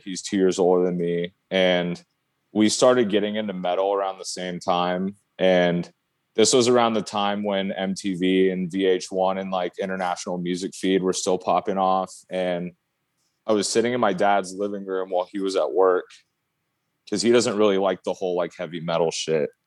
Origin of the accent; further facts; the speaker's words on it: Oregon, United States; I grew up in Oregon, out in the country, out in the sticks.